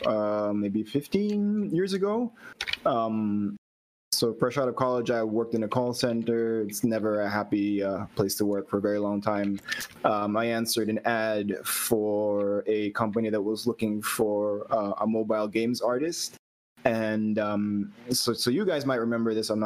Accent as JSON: {"language": "English", "country": "Philippines", "said": "I'm from the Philippines. So a long way off from where you guys are"}